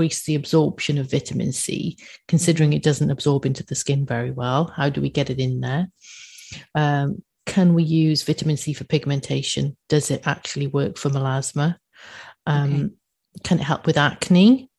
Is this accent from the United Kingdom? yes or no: yes; United Kingdom; I'm a British person.